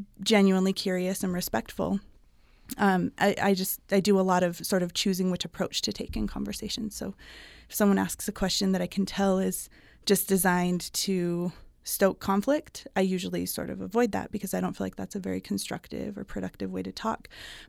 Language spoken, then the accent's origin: English; Salt Lake Valley, Utah, United States; I grew up in the Salt Lake Valley